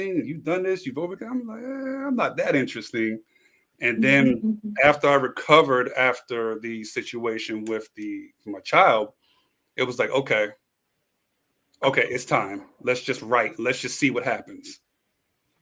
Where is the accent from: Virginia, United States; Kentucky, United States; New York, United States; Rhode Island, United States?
New York, United States; New York City; moved away as an adult; also born or lived in Philadelphia / Washington D.C. area; now in Los Angeles, United States; moved from New York to LA, originally from Brooklyn. Spent a lot of time in the area. Yeah, from Bed-Stuy